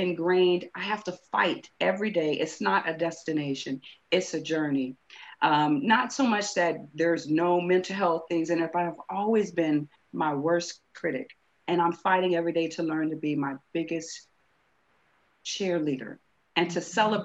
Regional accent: California, United States; moved away as an adult; now in United Kingdom; I'm from California

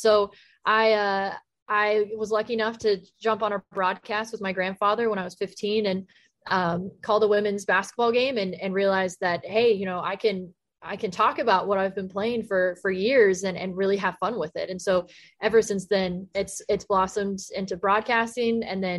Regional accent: Texas, United States; You know, I grew up in Texas. So in elementary school, I was the only girl at recess playing football with the boys.

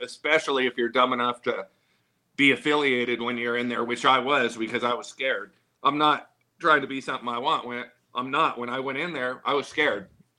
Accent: Pomona, California, United States; I was from Pomona. From Ramona Street Projects, the first thing they say is who are you riding with?

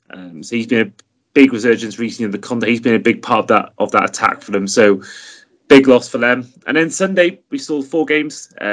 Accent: Wales, United Kingdom; I'm saying this as a Welsh point of view

